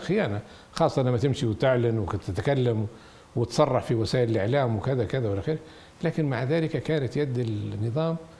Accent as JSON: {"language": "Arabic", "country": "Libya", "said": "احنا ليبيين"}